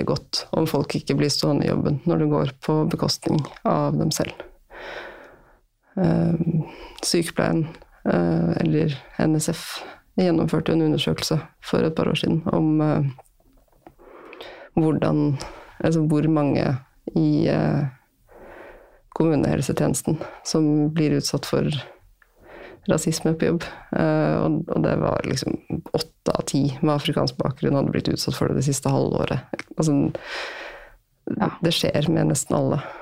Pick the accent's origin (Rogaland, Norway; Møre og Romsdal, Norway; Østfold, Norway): Møre og Romsdal, Norway; Altså, jeg vokste opp på Sunnmøre.